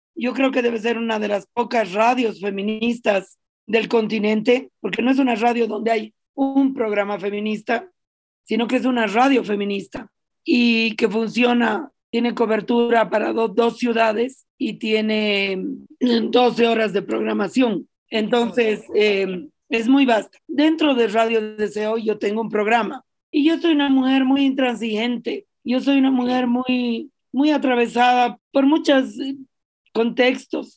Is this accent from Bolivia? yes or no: yes; La Paz, Bolivia; yo crecí en la ciudad de La Paz, y sigo viviendo en la ciudad de La Paz